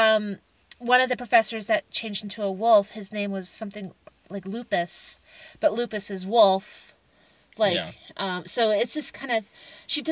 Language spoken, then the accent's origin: English; the South, United States; I'm from the South